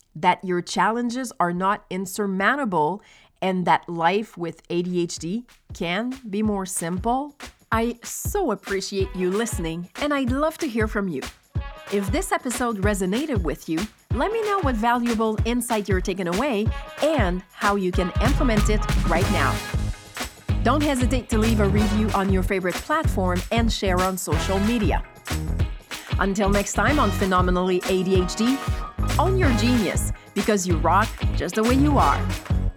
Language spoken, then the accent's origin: English; Quebec, Canada; also born or lived in Montreal; When I was eight years old, we moved from Montreal to a small village on the outskirts of the Saint Lawrence River